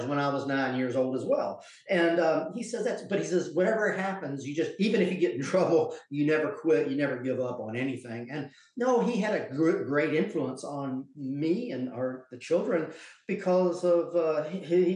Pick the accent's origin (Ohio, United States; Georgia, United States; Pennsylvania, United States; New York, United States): Georgia, United States; also born or lived in South Carolina; I grew up in Georgia and South Carolina, and it was a ordinary childhood, kind of in the countryside